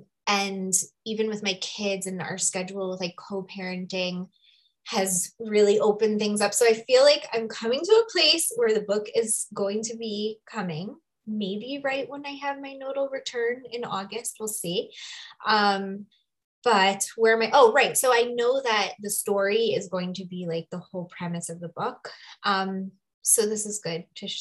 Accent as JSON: {"language": "English", "region": "New York", "country": "United States", "moved": "as an adult", "lives_now": "Sedona, United States", "said": "I currently live in Sedona. I'll share a little bit about how I ended up here, but I'm from New York originally."}